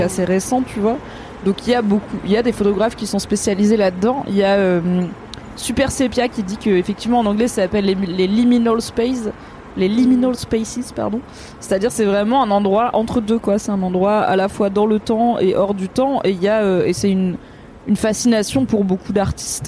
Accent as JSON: {"language": "French", "area": "Drôme", "region": "Auvergne-Rhône-Alpes", "country": "France", "tie": "born or raised there", "said": "j'ai grandi dans la Drôme au sud de Lyon"}